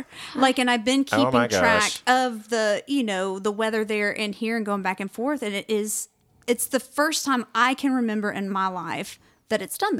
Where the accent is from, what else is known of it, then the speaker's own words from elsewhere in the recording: Louisiana, United States; accent: southern; now in Missouri, United States; I'm originally from Louisiana, so I'm used to high temps and a lot of humidity.